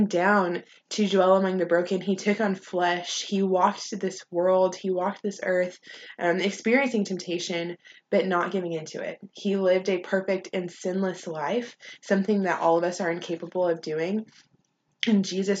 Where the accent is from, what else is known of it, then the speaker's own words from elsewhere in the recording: Longview, Texas, United States; now in College Station, United States; I'm from Longview, Texas, a little town up in East Texas.